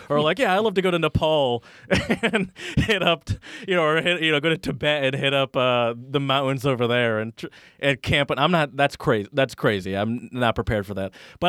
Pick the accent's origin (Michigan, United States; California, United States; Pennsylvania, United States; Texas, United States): Michigan, United States; you know, I grew up mostly in Michigan